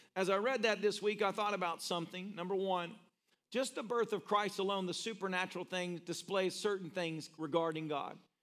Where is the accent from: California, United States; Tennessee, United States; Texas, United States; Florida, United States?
Tennessee, United States; moved away; I'm originally a Tennessean